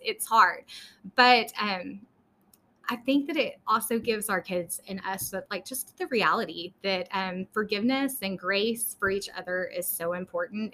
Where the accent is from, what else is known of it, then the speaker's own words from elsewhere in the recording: Lubbock, Texas, United States; also born or lived in Dallas area, Texas / McKinney, Texas; we are originally from Lubbock. We uh, transplanted down to the Dallas area for several years